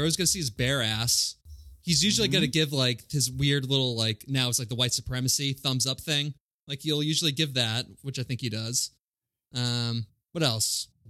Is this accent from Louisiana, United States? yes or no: yes; Louisiana, United States; I'm French Canadian. I'm from Louisiana.